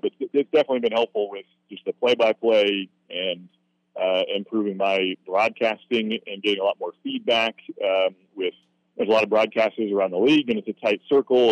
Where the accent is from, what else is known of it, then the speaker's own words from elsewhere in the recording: Corvallis, Oregon, United States; moved away; I'm from Corvallis, Oregon. I went to Oregon State